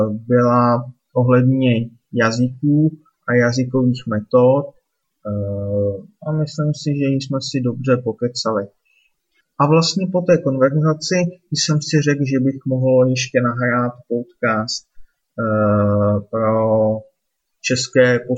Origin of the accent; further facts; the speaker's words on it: Litvínov, Ústí nad Labem Region, Czechia; moved away; zítra večer po práci hned jedu domů do Litvínova, jedu se podívat za rodiči